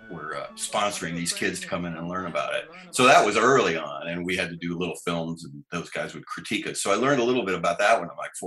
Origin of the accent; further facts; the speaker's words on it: Oklahoma City, Oklahoma, United States; moved away; also born or lived in Seattle; I grew up in Oklahoma City